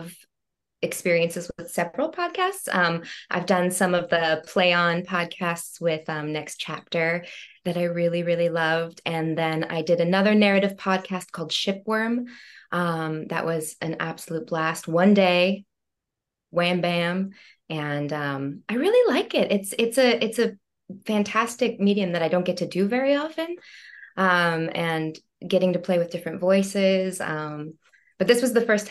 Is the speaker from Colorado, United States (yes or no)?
yes; Denver, Colorado, United States; moved away as an adult; now in New York City, United States; I'm originally from Denver, Colorado